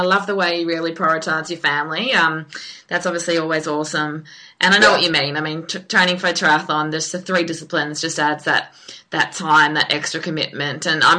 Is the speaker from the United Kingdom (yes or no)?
no; Queensland, Australia; Yeah, I mean, I'm from Queensland too